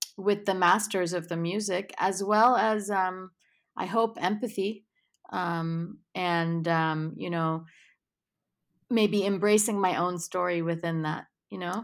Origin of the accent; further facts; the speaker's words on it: New York City, New York, United States; I'm born and raised in New York City